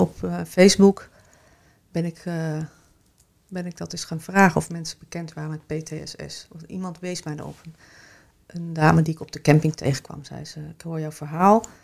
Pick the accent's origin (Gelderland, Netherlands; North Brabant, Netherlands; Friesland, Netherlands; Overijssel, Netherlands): Overijssel, Netherlands; Kampen; also born or lived in Switzerland / Amsterdam / Arnhem; now in Rotterdam, Netherlands; ik woon in Rotterdam en ik kom oorspronkelijk uit Kampen.